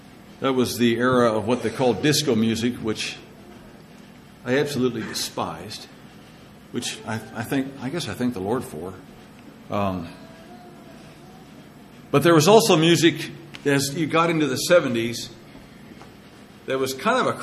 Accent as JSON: {"language": "English", "town": "Madras", "region": "Oregon", "country": "United States", "tie": "born or raised there", "said": "my hometown of Madras"}